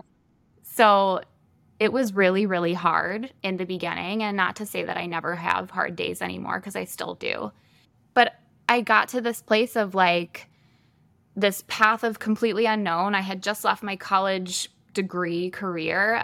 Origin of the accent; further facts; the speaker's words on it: Michigan, United States; moved away as an adult; now in Sioux Falls, United States; I am originally from Michigan